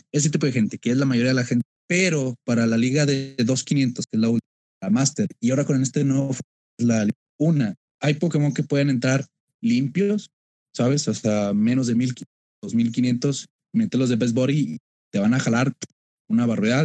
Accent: Monterrey, Nuevo León, Mexico; soy de Monterrey

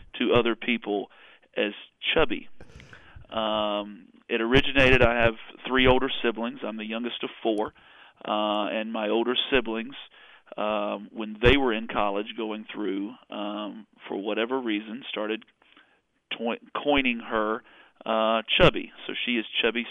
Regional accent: Winston-Salem, North Carolina, United States; I'm a good Southern boy. I was born and raised in Winston-Salem area here in North Carolina

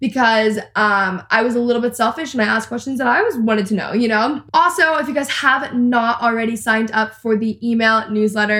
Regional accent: Texas, United States; I'm also a Texan and I live in Texas

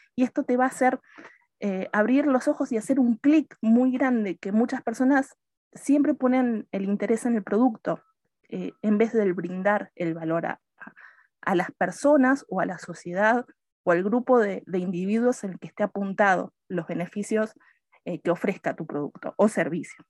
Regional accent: Argentina; moved away as an adult; soy argentina, pero me fui de Argentina hace como 10, 11 años

